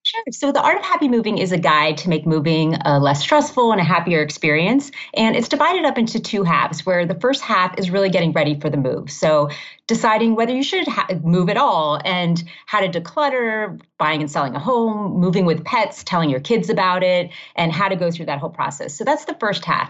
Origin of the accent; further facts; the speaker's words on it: Miami, Florida, United States; also born or lived in Massachusetts / Maryland / Ohio / California; now in Illinois, United States; I grew up in Miami